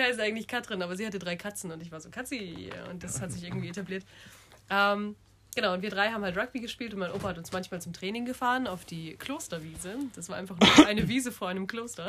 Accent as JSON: {"language": "German", "town": "Munich", "region": "Bavaria", "country": "Germany", "said": "bin 23, studiere Elo und komme aus München"}